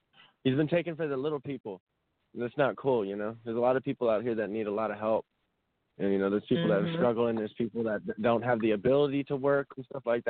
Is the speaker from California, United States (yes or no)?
yes; San Jose, California, United States; now in Austin, United States; I'm coming from Austin, Texas. I originate from San Jose, California, but I'm out here in Austin right now.